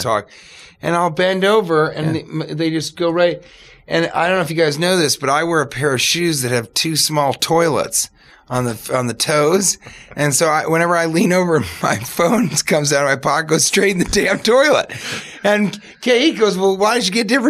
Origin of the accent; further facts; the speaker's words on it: Denver, Colorado, United States; also born or lived in Manhattan, New York / Los Angeles; now in New York, United States; I'm from Colorado